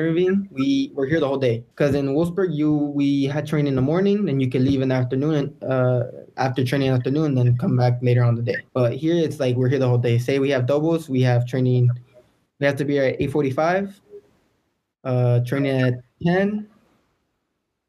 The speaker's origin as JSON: {"language": "English", "country": "United States", "tie": "born or raised there", "said": "I was born in America. You know, I have Mexican roots"}